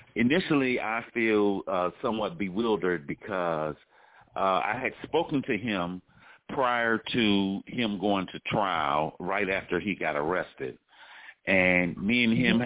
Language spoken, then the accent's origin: English; Washington, District of Columbia, United States; I'm from Washington, D.C.